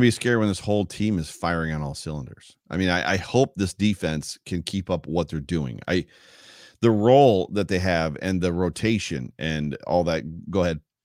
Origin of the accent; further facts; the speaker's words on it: New York, United States; I'm from New York and I talk really fast.